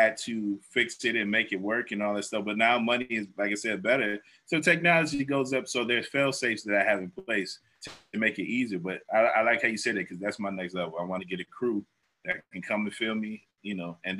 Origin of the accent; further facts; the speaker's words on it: Cleveland, Ohio, United States; now in Atlanta, United States; the food I was raised on in Cleveland